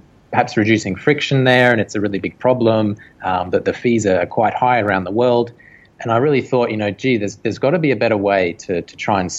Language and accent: English; Australia; moved away as an adult; now in Hong Kong; I studied electronics engineering back in Australia. I am an Australian